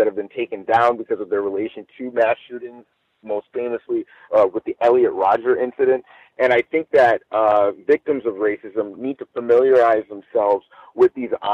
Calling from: Los Angeles, California, United States; I'm calling live from Los Angeles

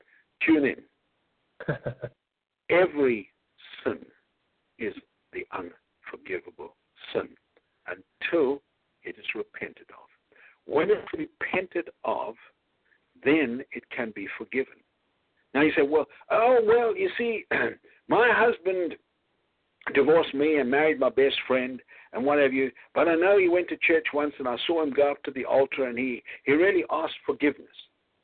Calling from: Houston, Texas, United States; I'm speaking from Houston.

